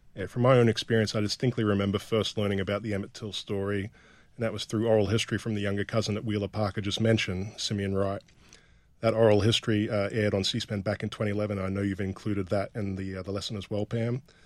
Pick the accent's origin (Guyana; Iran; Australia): Australia; rural northern Australia; growing up in rural northern Australia